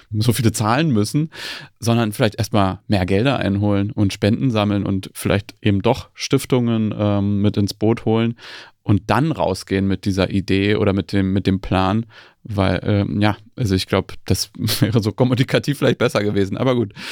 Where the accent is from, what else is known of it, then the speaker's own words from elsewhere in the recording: East Germany, Germany; Ich bin in Ostdeutschland aufgewachsen